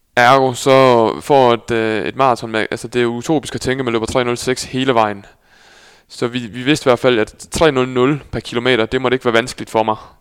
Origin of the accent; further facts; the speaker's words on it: Skive, Central Denmark Region, Denmark; also born or lived in Netherlands; now in Aarhus, Denmark; derefter kom vi på en gård lige uden for Skive